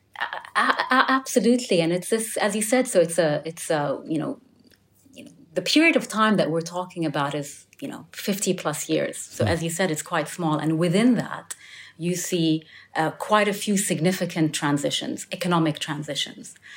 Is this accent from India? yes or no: no; United Arab Emirates; I'm from the United Arab Emirates